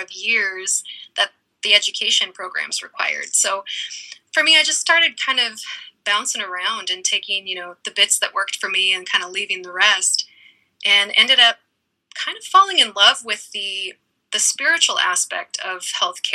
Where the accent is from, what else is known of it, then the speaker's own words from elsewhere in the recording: Eugene, Oregon, United States; moved away as an adult; also born or lived in East Coast; I grew up in Eugene, Oregon, and have spent most of my life in Eugene